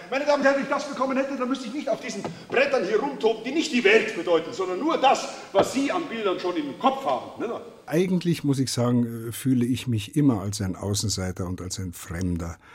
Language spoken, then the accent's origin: German; Dießen am Ammersee, Bavaria, Germany; also born or lived in Neuruppin; und dann mit sechs Wochen aber schon runter nach Bayern, nach Dissen am Ammersee und bin dann hier auch aufgewachsen, zur Schule gegangen und bin also gewissermaßen ein erlernter Bayer.